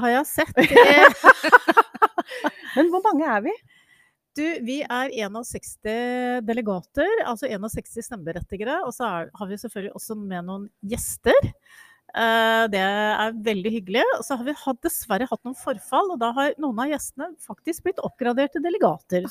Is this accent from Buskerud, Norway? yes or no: yes; Buskerud, Norway; jeg kommer jo selv fra Buskerud